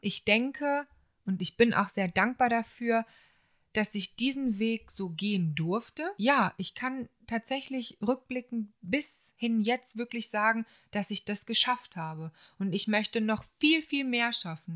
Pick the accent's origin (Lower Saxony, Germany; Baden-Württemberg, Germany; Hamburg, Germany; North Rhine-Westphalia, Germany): North Rhine-Westphalia, Germany; Solingen; moved away as an adult; also born or lived in Bensheim; Es hat mich auch ein bisschen wieder in meine alte Heimat verschlagen, also äh, nach Solingen